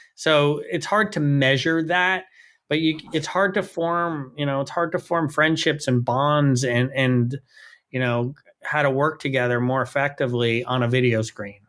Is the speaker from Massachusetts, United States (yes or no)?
no; New York City, New York, United States; I grew up in New York City